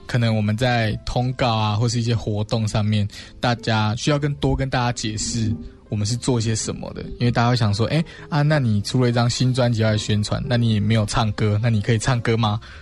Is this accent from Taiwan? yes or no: yes; southern Taiwan, Taiwan; 我们两个都是在比较南部的乡下长大的